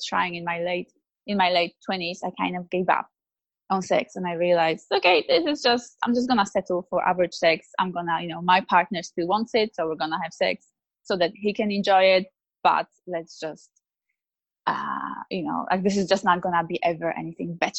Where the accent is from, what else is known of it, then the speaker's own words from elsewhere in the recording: Poland; now in Australia; I grew up in Poland in a very good Catholic family